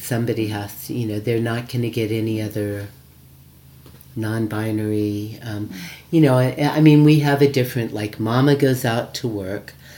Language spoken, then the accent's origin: English; United States; moved away; I come from America